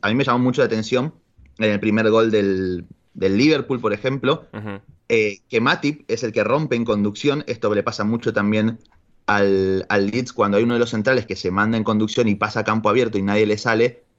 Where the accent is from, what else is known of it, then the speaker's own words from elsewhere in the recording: Argentina; como buen ciudadano argentino